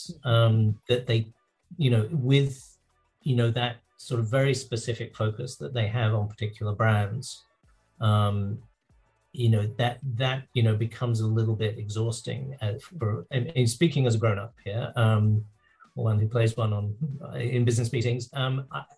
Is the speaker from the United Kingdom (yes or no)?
yes; England, United Kingdom; moved away; I grew up in England.